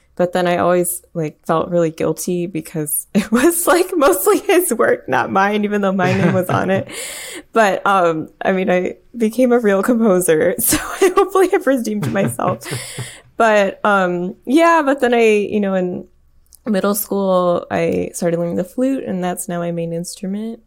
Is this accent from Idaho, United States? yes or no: no; Michigan, United States; I grew up in Michigan and not too far away from Flint